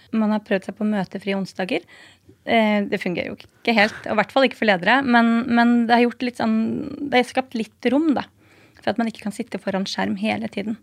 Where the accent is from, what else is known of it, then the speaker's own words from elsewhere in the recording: Nesodden, Akershus, Norway; now in Oslo, Norway; Jeg kommer fra Nesodden, bor i byen på Torshov Sandaker